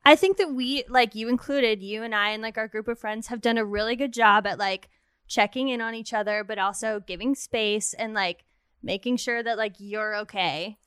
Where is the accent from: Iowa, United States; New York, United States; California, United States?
California, United States; Redondo Beach; I grew up in Redondo Beach, California